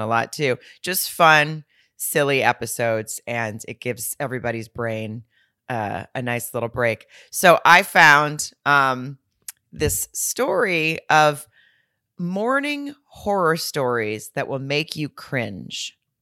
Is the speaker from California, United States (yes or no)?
no; Fayetteville, Arkansas, United States; right outside of my hometown in Fayetteville